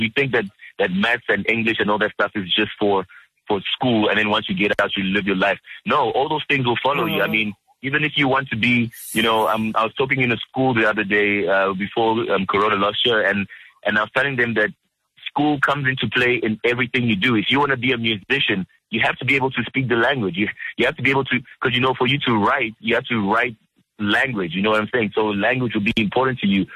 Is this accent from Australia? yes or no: no; South Africa; also born or lived in Democratic Republic of the Congo; I, I, came here when I was about three years old, around '92